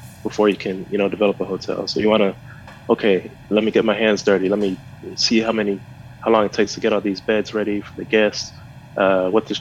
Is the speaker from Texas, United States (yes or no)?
yes; Houston, Texas, United States; moved away as an adult; I was raised in Houston, Texas, and I've traveled around for school and work, and now I'm back actually in Houston, Texas.